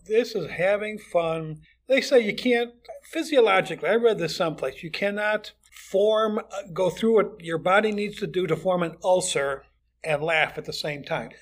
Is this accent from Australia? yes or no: no; Chicago, Illinois, United States; moved away as an adult; also born or lived in Fort Wayne, Indiana; now in The Villages, United States; I grew up in Chicago, in and around Chicago